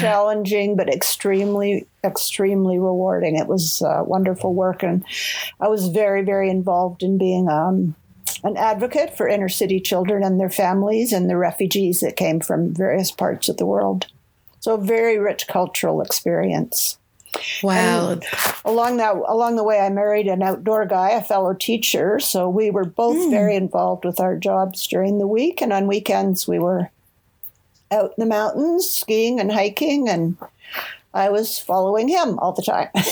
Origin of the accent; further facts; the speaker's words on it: Toronto, Ontario, Canada; moved away as an adult; also born or lived in Vancouver, Canada; I grew up in Toronto, Ontario